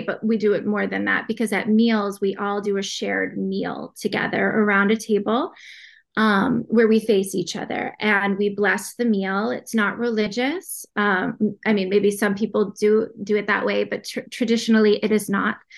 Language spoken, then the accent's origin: English; Boston, Massachusetts, United States; I'm from Boston, Massachusetts.